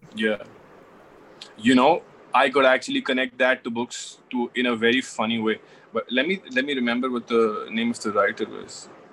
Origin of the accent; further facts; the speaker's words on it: Delhi, India; I'm from Delhi